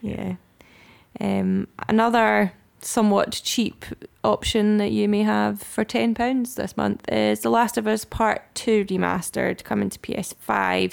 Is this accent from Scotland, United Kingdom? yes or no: yes; Scotland, United Kingdom; we are Scottish Gamers